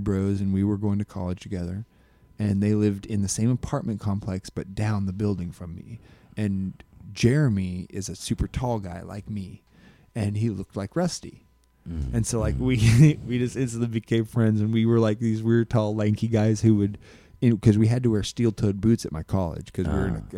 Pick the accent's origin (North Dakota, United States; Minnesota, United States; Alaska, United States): Alaska, United States; moved away as an adult; also born or lived in Phoenix, Arizona; I was from Alaska